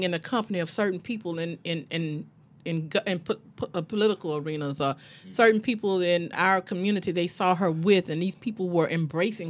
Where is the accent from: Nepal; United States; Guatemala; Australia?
United States; Baton Rouge, Louisiana; the neighborhood I'm from in Baton Rouge. I'm from Zion City.